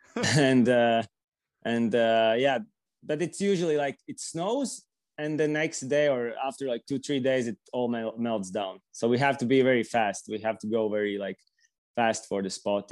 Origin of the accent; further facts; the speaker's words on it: Riga, Latvia; also born or lived in Latgale; I'm from uh, Riga, which is the capital city. I, am born here and uh, basically like spend my whole life here